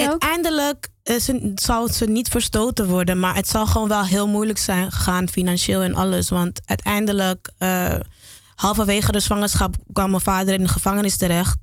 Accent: Amsterdam, North Holland, Netherlands; also born or lived in Geleen / Dominican Republic; ik ben in Geleen geboren. En ik ben opgegroeid in Amsterdam

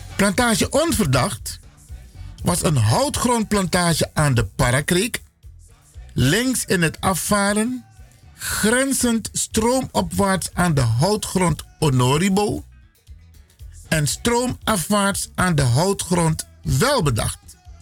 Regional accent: Suriname; now in Netherlands; We zijn Afro-Surinamers, Afro-African origin, geboren in Suriname

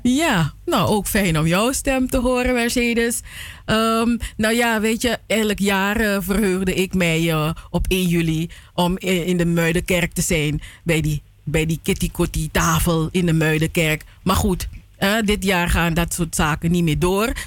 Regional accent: Suriname; moved away; wat ik als kind had in Suriname

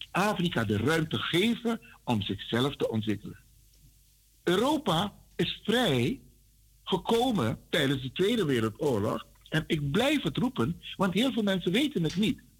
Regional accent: Netherlands; Jij en ik, Kalita. Wij kunnen nooit Hollanders zijn. Wij zijn Nederlanders.

